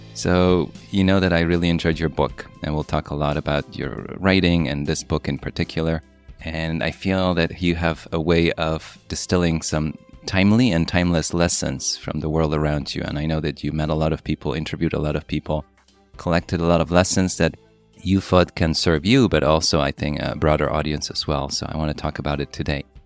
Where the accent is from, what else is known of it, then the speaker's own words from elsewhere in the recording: Poland; moved away; also born or lived in New York; my story growing up in Poland, coming to New York